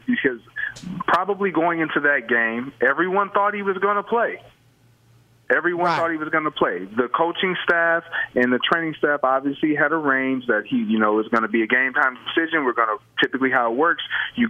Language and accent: English; Michigan, United States; That's how we've always felt about the Detroit Lions growing up in Michigan.